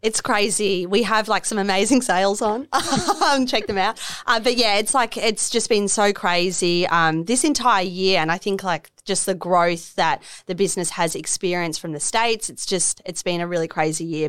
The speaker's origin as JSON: {"language": "English", "town": "Melbourne", "region": "Victoria", "country": "Australia", "also_born_or_lived": "London", "moved": "as an adult", "lives_now": "Miami, Australia", "said": "I'm originally from Melbourne"}